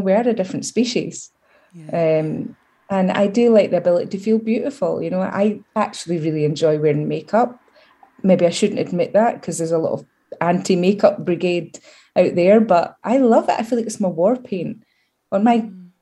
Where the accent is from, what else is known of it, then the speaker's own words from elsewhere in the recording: Scotland, United Kingdom; accent: Scottish; my Scottish accent gets way stronger. So I'm like, everybody, I'm Scottish